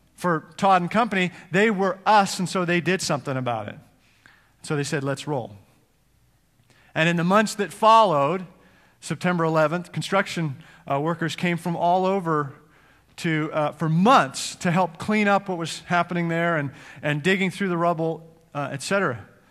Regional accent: Edmonton, Alberta, Canada; moved away as an adult; also born or lived in Cincinnati, United States; now in United States; my home, uh, my hometown in Edmonton, Canada

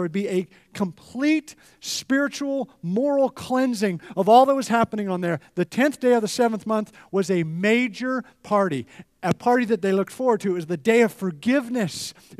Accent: Edmonton, Alberta, Canada; So, grew up in Canada, and in Edmonton, they had ski hills right in the city, and I would take the bus with all my ski equipment, and I would ski about 5 days a week.

